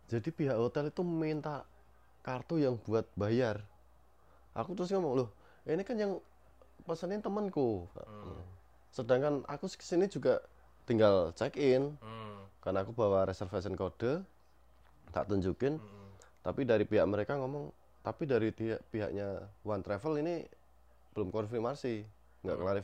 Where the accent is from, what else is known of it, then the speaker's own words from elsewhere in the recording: Weleri, Central Java, Indonesia; Saya asli Wuleri Kendal.